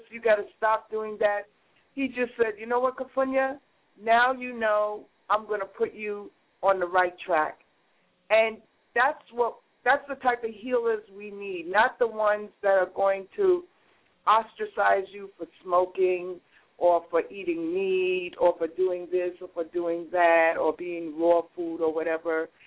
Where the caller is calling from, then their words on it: New York City, New York, United States; I'm calling from the People's Republic of Brooklyn right now.